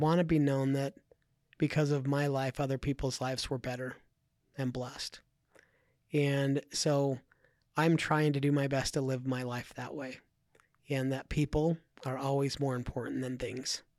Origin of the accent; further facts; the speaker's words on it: Idaho, United States; I grew up in Idaho